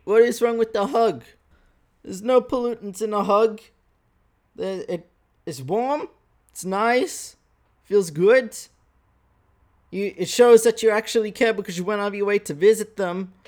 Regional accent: Australia; accent: Australian; Wide-ass Australian voice

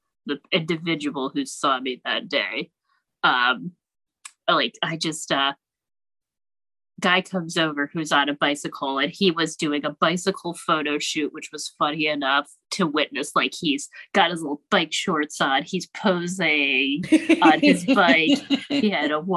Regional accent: Pittsburgh, Pennsylvania, United States; now in Ohio, United States; my hometown when I was back here doing a show last summer

